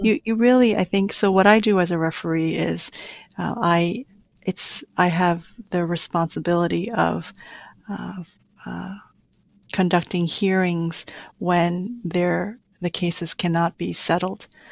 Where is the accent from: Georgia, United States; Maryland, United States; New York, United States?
New York, United States; New York City; also born or lived in Taiwan; I grew up in Queens all my life.